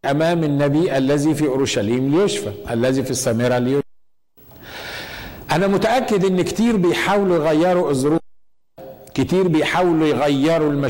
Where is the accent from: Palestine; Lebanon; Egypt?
Egypt; moved away as an adult; لما جيت جديد من من من مصر